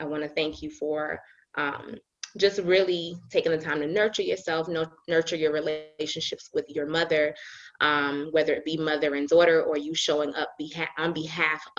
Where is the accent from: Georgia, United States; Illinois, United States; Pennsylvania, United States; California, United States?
Georgia, United States; Decatur; I was raised in Decatur, Georgia with a really Christian family